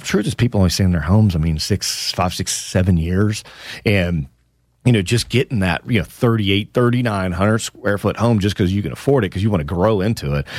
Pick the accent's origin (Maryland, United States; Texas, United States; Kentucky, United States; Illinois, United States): Texas, United States; Houston; That's my hometown, my beloved Houston, Texas